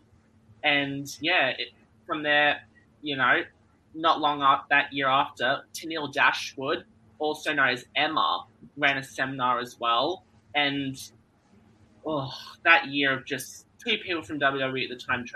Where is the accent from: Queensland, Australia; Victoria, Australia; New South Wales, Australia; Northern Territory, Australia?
Victoria, Australia; Melbourne; I'm from Melbourne, Australia, and I've been wrestling for 4 years now. And here in Melbourne, I train at the NCW Academy